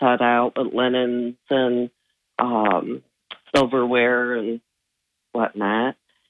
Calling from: Johnson City, New York, United States; No, it's in Johnson City.

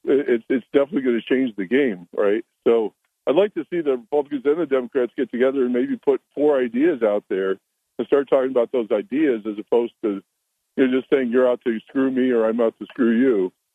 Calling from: Endicott, New York, United States; Yeah, … from Endicott.

